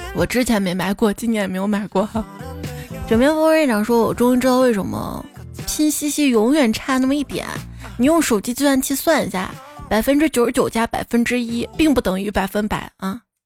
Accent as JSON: {"language": "Chinese", "town": "Xi'an", "region": "Shaanxi", "country": "China", "tie": "born or raised there", "said": "我从小就生活在东京这儿啊"}